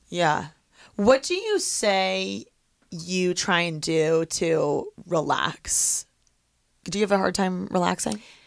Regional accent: Midwest, United States; moved away; growing up in the Midwest, it's such a big thing to like high five

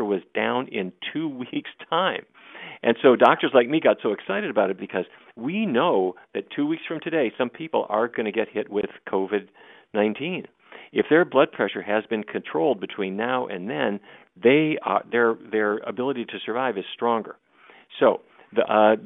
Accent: Fargo, North Dakota, United States; I grew up in Fargo, North Dakota

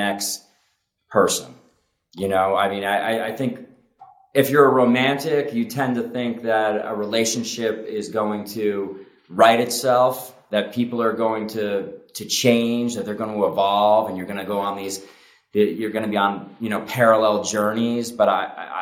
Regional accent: Connecticut, United States; moved away as an adult; also born or lived in Miami / New York; I was living prior to moving back, you know, to my hometown in Connecticut

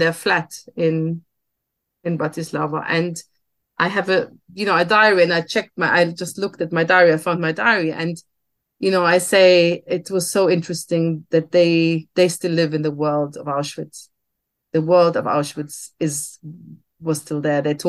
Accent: Germany; I grew up in Germany as a daughter of two survivors because my parents emigrated to Germany in the 60s

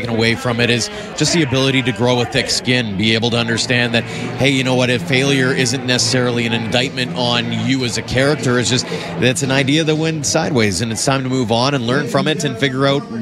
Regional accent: Watson, Saskatchewan, Canada; now in Chauvin, Canada; out in the heart of Saskatchewan. Yeah, right that's my hometown, and we moved out to Chauvin, Alberta.

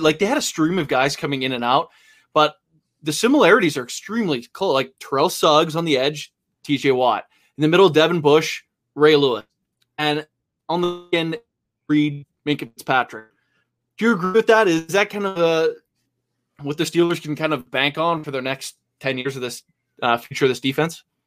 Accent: Canada; I'm Canadian

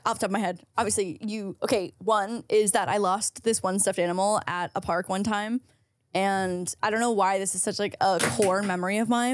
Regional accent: Canada; being Canadian here

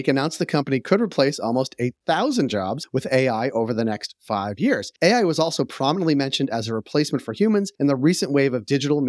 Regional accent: Boston, Massachusetts, United States; Yes, we said no to the crown long ago.

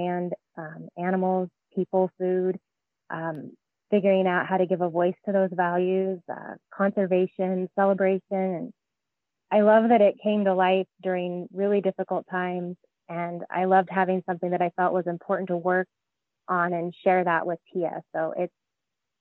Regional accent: Alaska, United States; I grew up in Alaska also

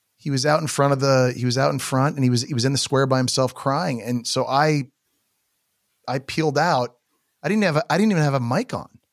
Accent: Canada; I'm Canadian

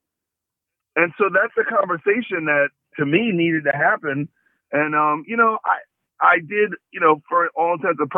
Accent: New York City, New York, United States; I grew up in Brooklyn, which is a mixed race city

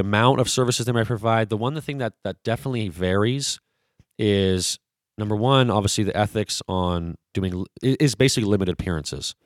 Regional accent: Vancouver, British Columbia, Canada; I'm originally from Vancouver, British Columbia, so I am a Canadian

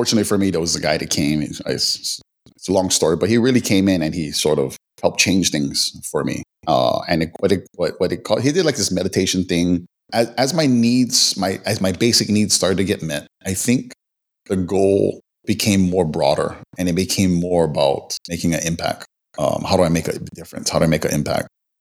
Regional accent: Waianae, Hawaii, United States; originally from the west side of Oahu, which is Waianae, which is mostly known for being the lower income

